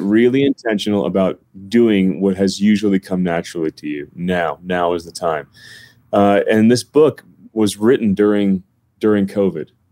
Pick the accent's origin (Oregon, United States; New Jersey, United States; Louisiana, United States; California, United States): New Jersey, United States; North; now in Colorado, United States; I'm from North New Jersey, about a half hour from Manhattan.